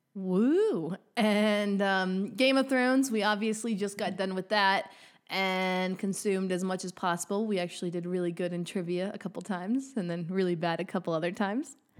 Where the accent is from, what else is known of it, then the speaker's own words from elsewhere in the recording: Montana, United States; moved away as an adult; also born or lived in Texas; I'm originally from Montana, so it's kind of what I call home